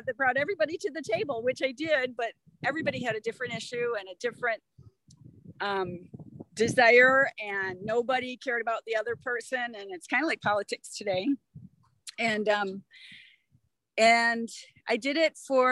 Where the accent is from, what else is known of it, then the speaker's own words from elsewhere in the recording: Redford Township, Michigan, United States; also born or lived in Montana; growing up in Redford Township